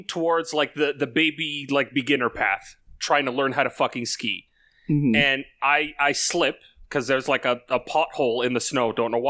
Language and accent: English; Canada; Being Canadian, yeah, but... I should like the snow a whole lot more